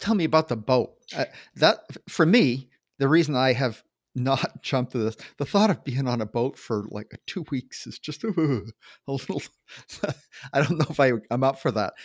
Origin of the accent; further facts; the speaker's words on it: Maine, United States; I grew up in Maine